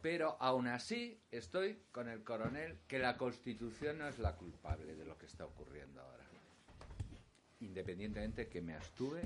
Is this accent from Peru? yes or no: no; León, Castile and León, Spain; moved away; also born or lived in Madrid / Basque Country; como soy de León